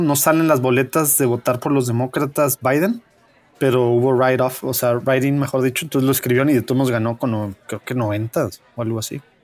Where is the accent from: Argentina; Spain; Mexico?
Mexico; nosotros pues siendo mexicanos